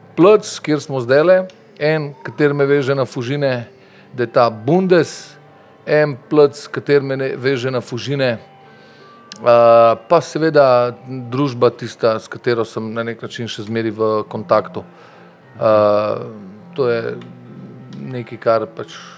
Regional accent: Ljubljana, Slovenia; also born or lived in Medvode; Jaz sem rojen v Ljubljani

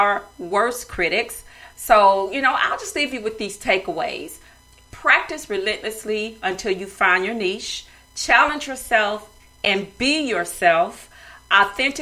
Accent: the South, United States; I'm from the South

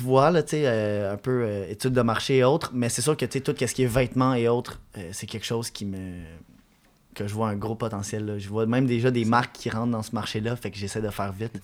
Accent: Quebec, Canada; je disais que je venais du Québec, puis là, le monde, il aimait mon accent anglais

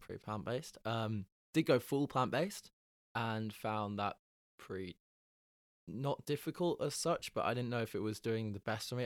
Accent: Halifax, Yorkshire and the Humber, United Kingdom; now in Bristol, United Kingdom; I'm from Halifax

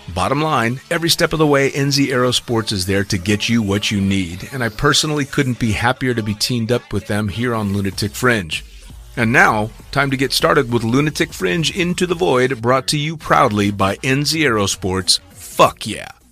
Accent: United States; as an American jumping up, you know, starting my career there

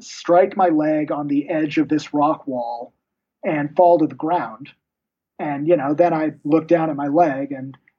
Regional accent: United States; being an American

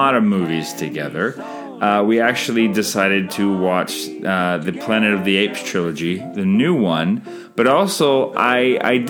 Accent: Canada; I'm Canadian filmmaker

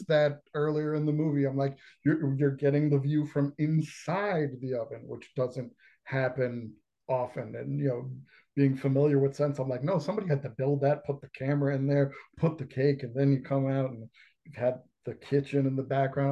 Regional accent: New York, United States; growing up in New York

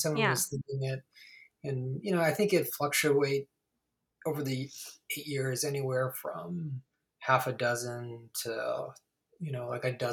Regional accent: Ohio, United States; now in Los Angeles, United States; I grew up in Ohio and there's nothing there for film

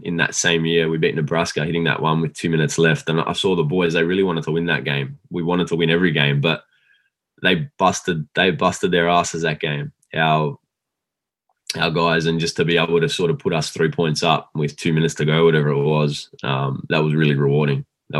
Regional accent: Australia; I was recruited from Australia.

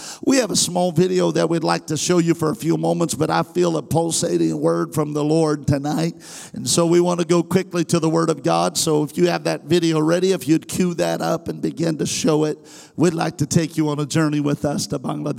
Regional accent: Goshen, California, United States; I am from Goshen, California.

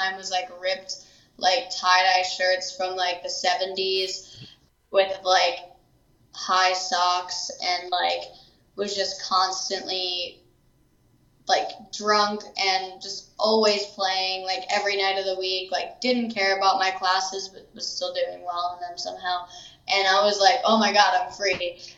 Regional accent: York, Pennsylvania, United States; moved away as an adult; now in Austin, United States; I'm from York, Pennsylvania

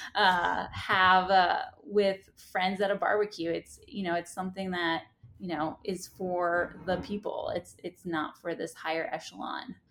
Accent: New York City, New York, United States; born and raised in Staten Island

